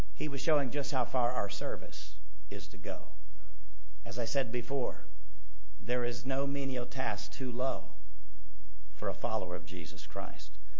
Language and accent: English; United States; I love being an American